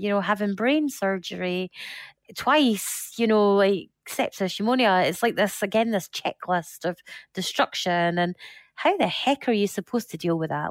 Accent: Scotland, United Kingdom; I'm Scottish

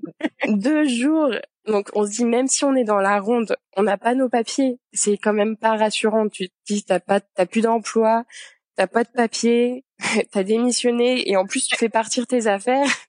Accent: Yvelines, Île-de-France, France; moved away as an adult; also born or lived in Paris, France; now in Montreal, Canada; j'ai grandi dans les Yvelines

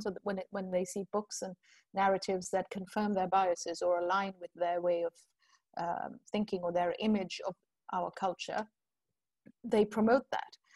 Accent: India; moved away; also born or lived in United Kingdom / United States / Europe; I grew up in India, right? And so I grew up with the whole class and caste thing and gender thing.

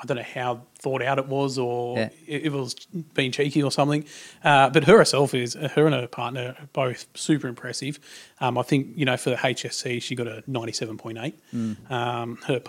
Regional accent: Tamworth, New South Wales, Australia; grew up in Tamworth, out in country New South Wales. One of six kids.

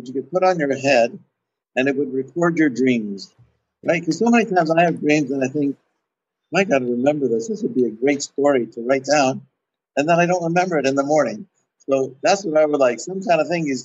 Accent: Canada; I'm from Canada. We also speak French here

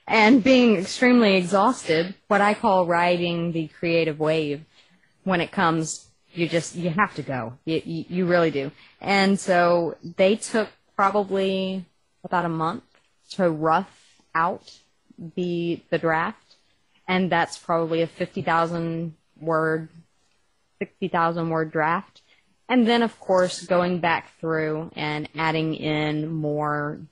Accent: Texas, United States; accent: Texas; my Texas accent

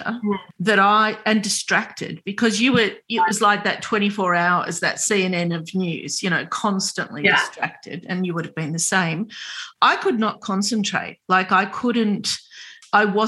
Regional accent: Sydney, New South Wales, Australia; One of my first memories is going to Glebe Library

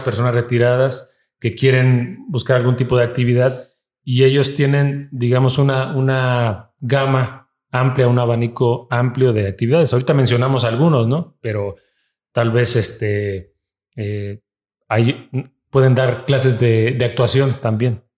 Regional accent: Mexico; somos mexicanos los que estamos aquí

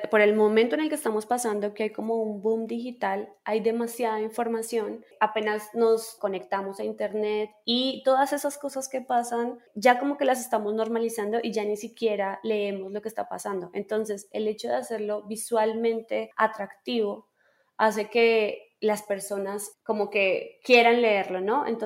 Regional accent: Colombia; now in Mexico; soy diseñadora gráfica, soy colombiana pero vivo en México

